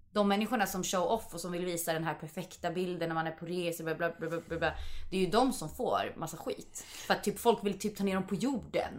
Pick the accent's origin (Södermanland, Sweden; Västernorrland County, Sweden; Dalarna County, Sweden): Södermanland, Sweden; Vingåker; moved away as an adult; now in Stockholm, Sweden; Jag kommer ju från Vingåker